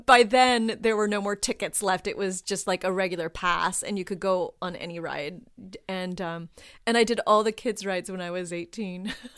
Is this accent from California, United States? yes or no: yes; Southern California, United States; I grew up in Southern California too